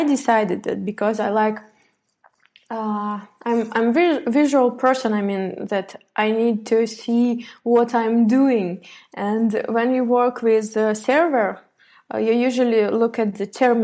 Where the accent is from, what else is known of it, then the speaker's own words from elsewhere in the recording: Tver, Tver Oblast, Russia; moved away as an adult; also born or lived in Moscow, Russia; I'm from Russia, Tver